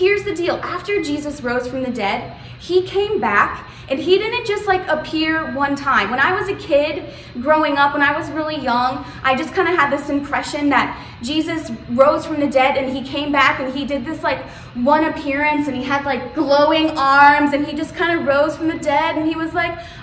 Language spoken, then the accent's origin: English; South Florida, United States; I grew up in South Florida